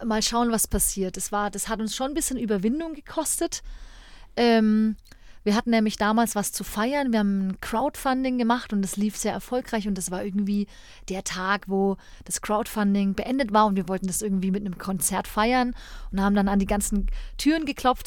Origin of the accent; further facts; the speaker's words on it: Erlangen, Bavaria, Germany; also born or lived in Nuremberg; Ich bin ähm, gebürtige Erlangerin